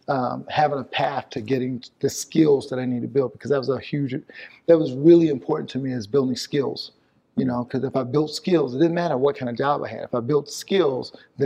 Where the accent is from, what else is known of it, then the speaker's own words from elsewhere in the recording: the South, United States; I grew up in the South. And there was a lot of racism during the time that I grew up.